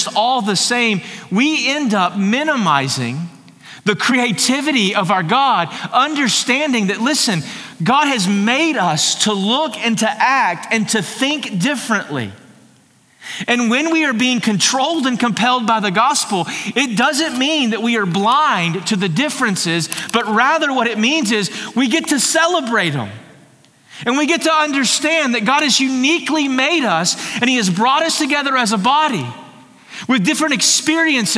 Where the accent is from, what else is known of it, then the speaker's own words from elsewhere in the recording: Texas, United States; I'm more proud to be a Texan than I am anything else